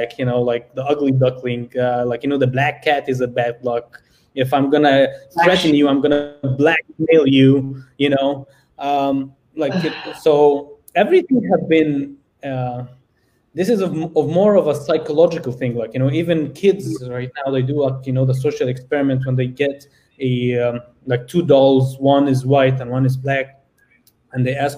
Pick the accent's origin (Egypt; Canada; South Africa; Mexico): Egypt; now in United States; I'm from Egypt. I'm literally an African-American